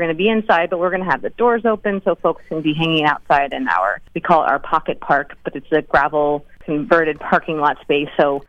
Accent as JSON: {"language": "English", "town": "Philadelphia", "region": "Pennsylvania", "country": "United States", "moved": "as an adult", "lives_now": "Honesdale, United States", "said": "I'm from Philly and moved up here about 7 years ago"}